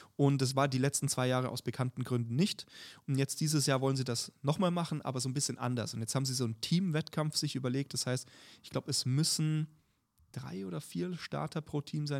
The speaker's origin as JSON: {"language": "German", "region": "Bavaria", "country": "Germany", "said": "ich komme ja aus Bayern"}